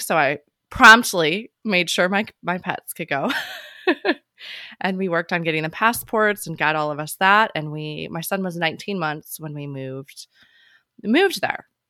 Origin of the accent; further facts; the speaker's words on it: Chicago, Illinois, United States; moved away as an adult; also born or lived in Hawaii / Virginia Beach / Seattle / Sicily; growing up in Chicago